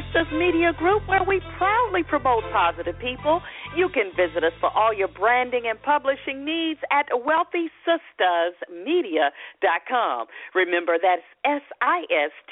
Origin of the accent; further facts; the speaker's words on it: Atlanta, Georgia, United States; my hometown, Atlanta